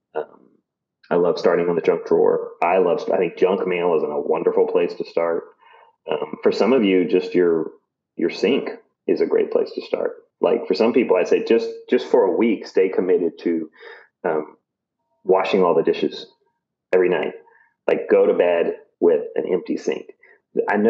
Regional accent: Virginia, United States; I grew up in Virginia, but my grandparents had a farm in Colorado

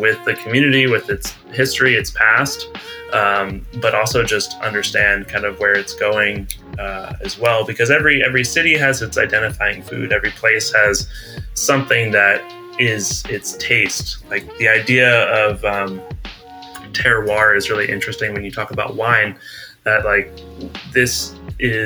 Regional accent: New Jersey, United States; moved away as an adult; also born or lived in Virginia / New York; now in San Diego, United States; having an Italian and also Irish background and growing up in South Jersey

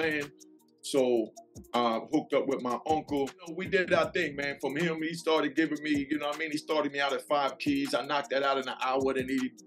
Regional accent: New York City, New York, United States; I'm from Harlem, New York

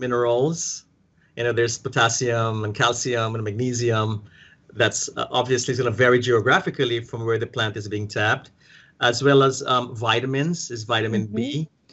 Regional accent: Guyana; moved away; I'm from South America, from the British colony, uh, British Guyana

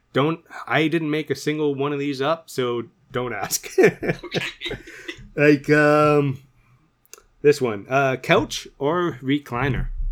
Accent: Canada; we're both Canadian boys

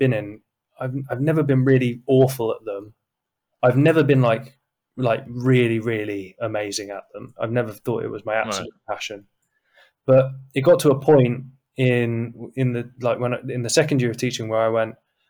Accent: Brighton, South East England, United Kingdom; moved away as an adult; now in London, United Kingdom; I grew up in Brighton

